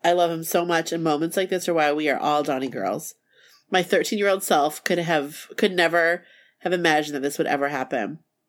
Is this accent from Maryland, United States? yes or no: no; Milwaukee, Wisconsin, United States; We're from Milwaukee, but Hammond is only a couple hours away.